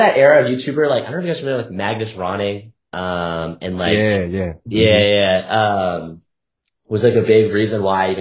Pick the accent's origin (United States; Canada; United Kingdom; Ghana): Canada; Halifax, Nova Scotia; moved away as an adult; now in Toronto, Canada; I'm originally from Halifax, Nova Scotia, which is like a city on the east coast of Canada. So yeah, I grew up here